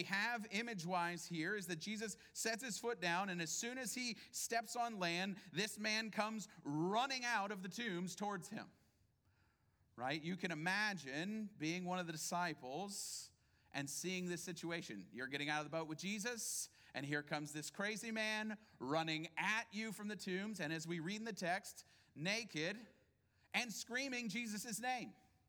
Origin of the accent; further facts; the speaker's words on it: Houston, Texas, United States; But to tell people who aren't from here, we're from Houston, right?